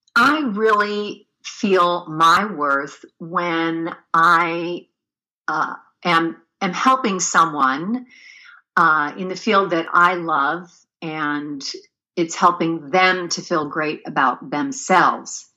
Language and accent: English; Pennsylvania, United States; moved away as an adult; now in California, United States; I was born and raised in Pennsylvania